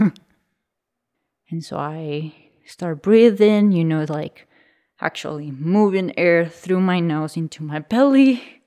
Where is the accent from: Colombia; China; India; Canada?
Colombia; I was born in Colombia in the 90s. I was born in a region northwest of the country very close to the limits to Panama